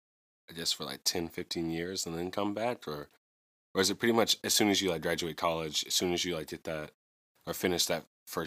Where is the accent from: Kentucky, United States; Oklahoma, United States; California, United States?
Kentucky, United States; Louisville; like, my parents are from smaller towns. But I grew up in Louisville. Totally different from, like, small town.